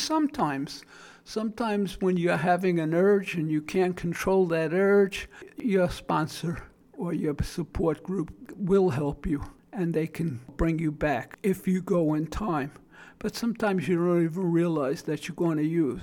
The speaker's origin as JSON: {"language": "English", "town": "New York City", "region": "New York", "country": "United States", "accent": "Brooklyn", "moved": "yes", "lives_now": "South Florida, United States", "said": "The 40 years of living in South Florida, I still maintain my Brooklyn accent"}